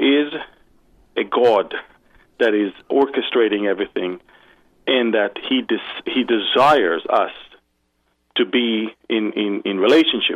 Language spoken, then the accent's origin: English; Jerusalem, Jerusalem District, Israel; I was born already in Jerusalem